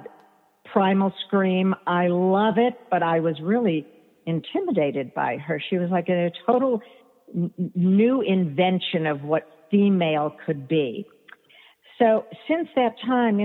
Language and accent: English; New York City, New York, United States; I grew up in New York City